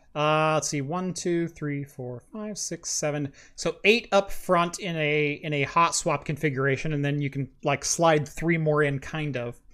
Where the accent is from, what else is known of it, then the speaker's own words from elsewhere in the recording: Oregon, United States; I'm from Oregon